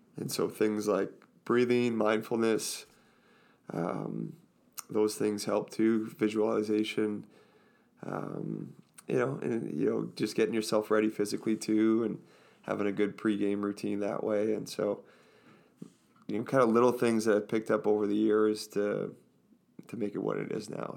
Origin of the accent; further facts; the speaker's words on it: Orangeville, Ontario, Canada; I grew up in Orangeville